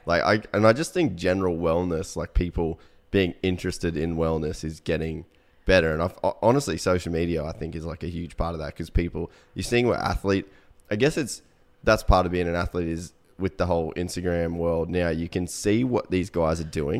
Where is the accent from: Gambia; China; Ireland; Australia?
Australia; Cairns, Queensland; moved away as an adult; also born or lived in United States; we grew up in Cairn